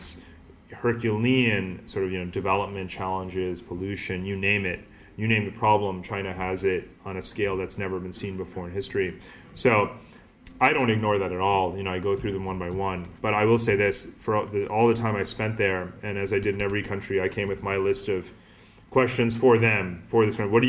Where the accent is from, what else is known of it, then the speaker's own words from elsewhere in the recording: India; I'm Indian